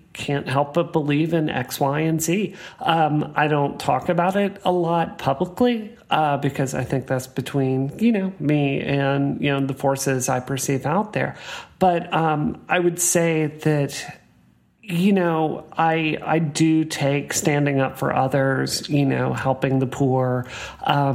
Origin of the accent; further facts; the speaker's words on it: the South, United States; I grew up in the South